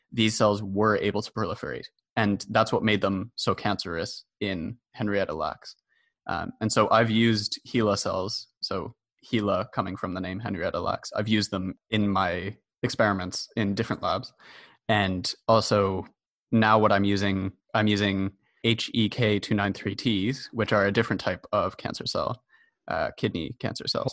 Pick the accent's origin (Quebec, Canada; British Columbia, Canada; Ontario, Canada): Quebec, Canada; Montreal; also born or lived in Toronto; So I'm a Montreal native, although I was born in Toronto. And I spent most of my education in Montreal.